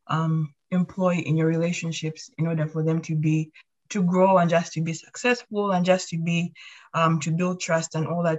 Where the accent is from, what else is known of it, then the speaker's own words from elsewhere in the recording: Uganda; now in Canada; I'm from Uganda.